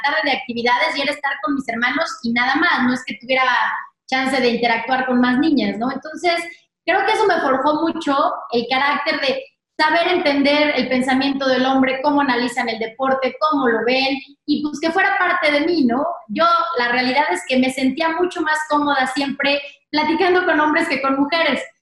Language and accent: Spanish; Querétaro, Mexico; now in Mexico City, Mexico; nos fuimos a vivir a Querétaro